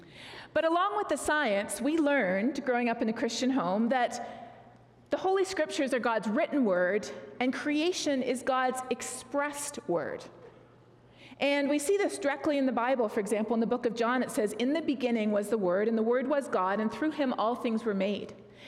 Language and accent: English; Colombia; also born or lived in Canada; I'm not in my home country of Canada. I'm in a different place, the country of Colombia, where we moved to when I was 9 years old, where my parents served as missionaries for a number of years.